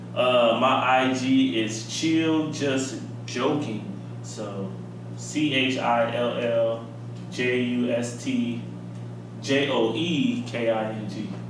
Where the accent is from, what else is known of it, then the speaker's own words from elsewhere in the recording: Chicago, Illinois, United States; we're from Chicago